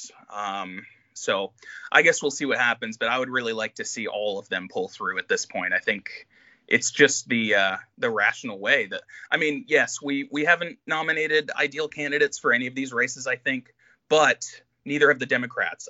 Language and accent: English; New York, United States; I grew up in New York